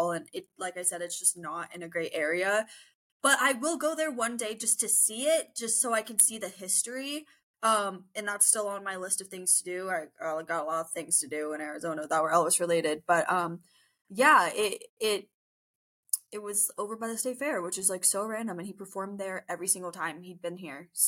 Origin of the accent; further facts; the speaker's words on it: Fort Lauderdale, Florida, United States; but we would pass this house every day in my hometown of Fort Lauderdale. Love, another Florida girlie.